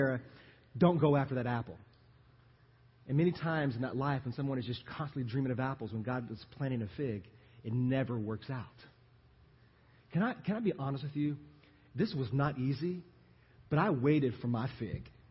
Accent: Louisiana, United States; moved away as an adult; now in Texas, United States; I am from Louisiana

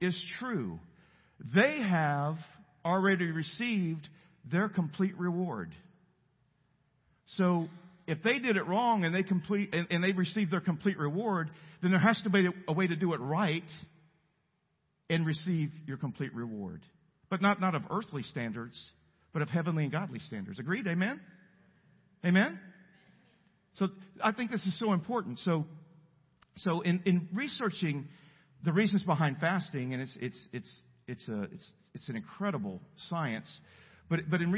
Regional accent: El Campo, Texas, United States; I'm from El Campo, Texas. We don't have mountains. We have rice canals, flat fields

